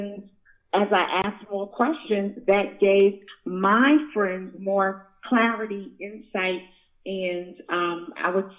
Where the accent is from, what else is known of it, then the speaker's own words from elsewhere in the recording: New York City, New York, United States; moved away; I was born and raised in Brooklyn, New York